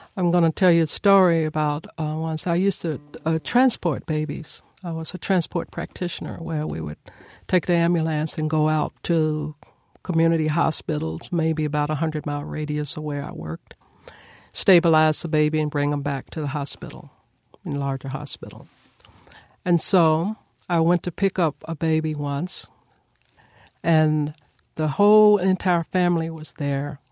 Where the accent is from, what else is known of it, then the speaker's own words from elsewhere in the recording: Nashville, Tennessee, United States; I was born and raised here in Nashville, Tennessee